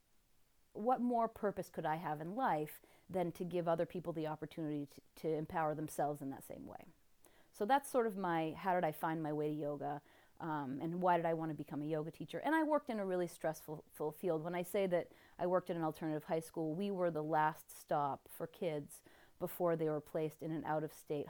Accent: Vermont, United States; I grew up in Vermont, so being the tree-hugging dirt worshiper from Vermont that I was

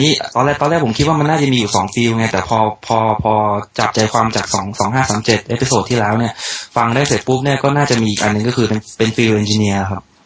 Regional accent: Saraburi, Thailand; moved away as an adult; also born or lived in Bangkok / Nakhon Ratchasima; ผมเป็นคนสระบุรี

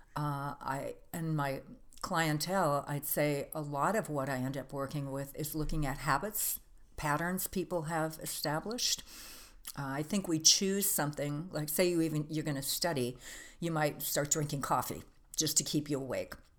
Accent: Green Bay, Wisconsin, United States; I grew up in Green Bay, Wisconsin

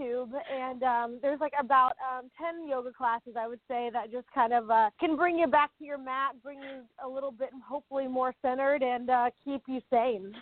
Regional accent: Newcastle, Oklahoma, United States; moved away; went back to my hometown of Newcastle, Oklahoma

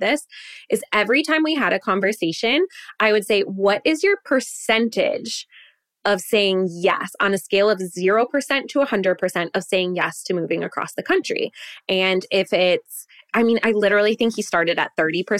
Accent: Wisconsin, United States; moved away as an adult; we were born and raised in Wisconsin

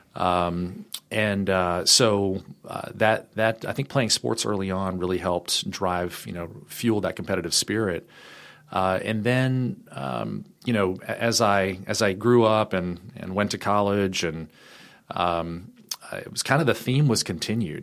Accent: Richmond, Virginia, United States; I am uh, born and raised in Richmond, Virginia

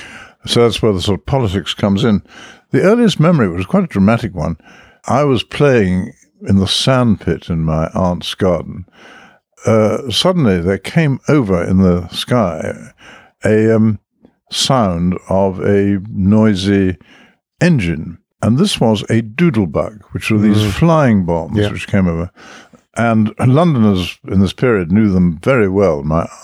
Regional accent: Dublin, Leinster, Ireland; born there; Because of really the accident of war, I was born in Dublin.

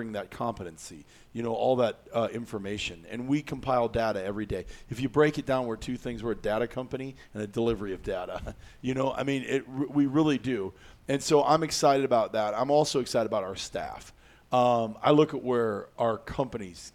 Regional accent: Iowa, United States; I grew up in Iowa

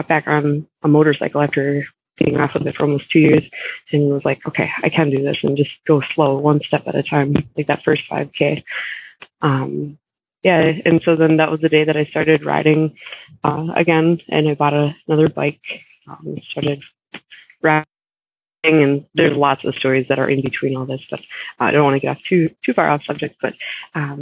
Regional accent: Minnesota, United States; now in Wisconsin, United States; I grew up, I grew up in Minnesota, and we lived like a half hour away from Iowa and a half hour away from Wisconsin

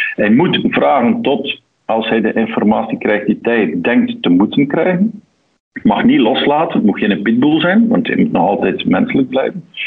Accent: Antwerp, Flanders, Belgium; accent: Antwerp; van opleiding mijn TW in Antwerpen. Eh, zo klinkt ook mijn accent.

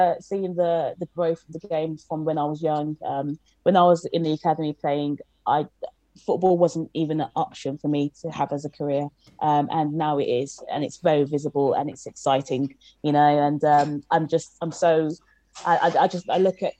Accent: Birmingham, West Midlands, United Kingdom; moved away as an adult; also born or lived in Nigeria; So me and my family moved to Birmingham when I was 1 year old. And I grew up in Birmingham. I moved from Birmingham when I was 18 years old.

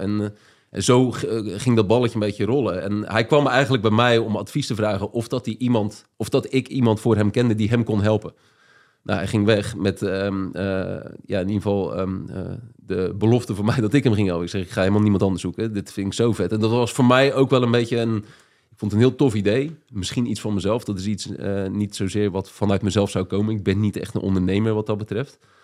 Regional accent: Papendrecht, South Holland, Netherlands; moved away as an adult; also born or lived in Amsterdam; Ik kwam uit Papendrecht en ging naar Amsterdam

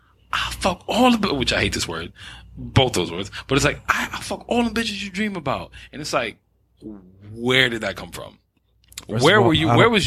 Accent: New York City, New York, United States; also born or lived in Throgs Neck, Bronx / Brooklyn; So my grandmother took us and then I grew up in Spanish Harlem.

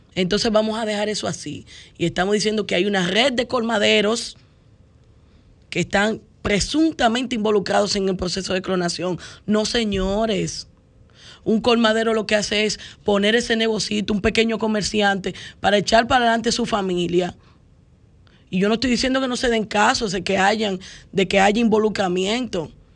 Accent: Dominican Republic; como dominicanos

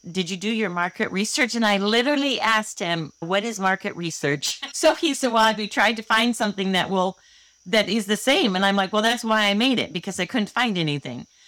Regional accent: Holland, Michigan, United States; I grew up in Holland, Michigan, and I've never moved more than seven miles away from where I grew up.

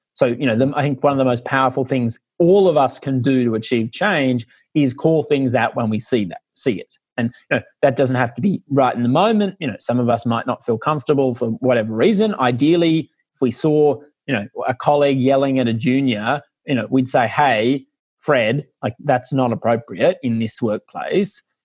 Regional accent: Australia; also born or lived in Ireland; now in London, United Kingdom; I'm only half Irish and grew up in Australia

